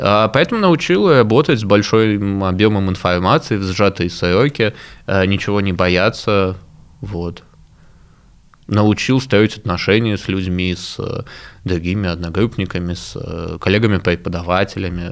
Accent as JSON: {"language": "Russian", "region": "Moscow", "country": "Russia", "tie": "born or raised there", "said": "я сам родился в Москве"}